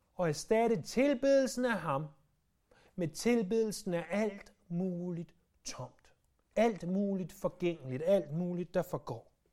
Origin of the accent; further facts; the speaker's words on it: Denmark; vi som danskere